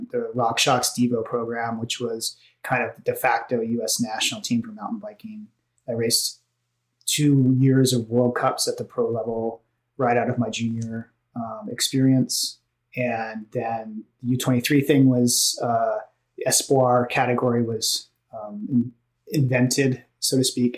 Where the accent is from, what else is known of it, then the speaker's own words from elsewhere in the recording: Albuquerque, New Mexico, United States; moved away as an adult; also born or lived in Kansas; now in Portland, United States; I grew up in Albuquerque, New Mexico, or just outside of it